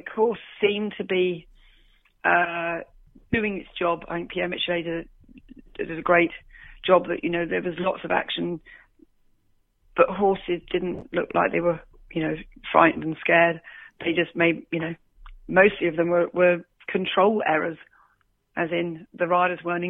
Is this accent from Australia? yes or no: yes; Australia; I am Australian